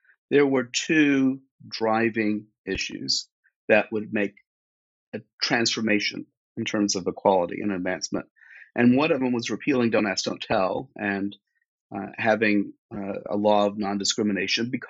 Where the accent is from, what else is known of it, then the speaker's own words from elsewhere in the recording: Fort Worth, Texas, United States; I was a gay kid growing up in Fort Worth, Texas